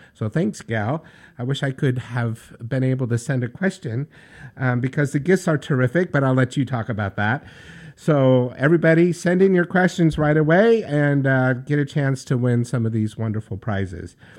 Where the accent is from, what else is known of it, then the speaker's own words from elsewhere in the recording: New York, United States; Being a New Yorker from the city that never sleeps